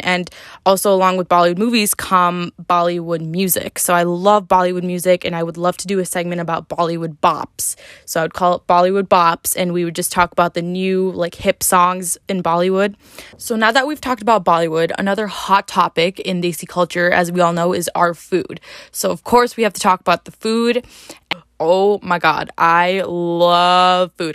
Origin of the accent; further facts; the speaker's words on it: upstate New York, United States; moved away as an adult; also born or lived in New Jersey; I come from a small town in upstate New York